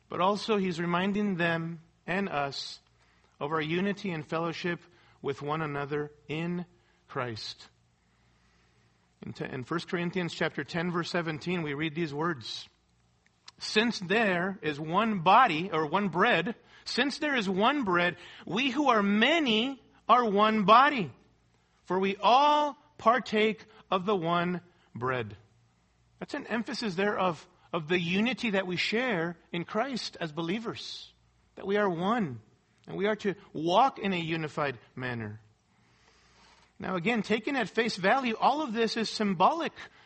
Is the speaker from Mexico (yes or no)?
yes; Mexico City, Mexico; moved away; I grew up in Mexico City, going to a Roman Catholic church and attending Mass and all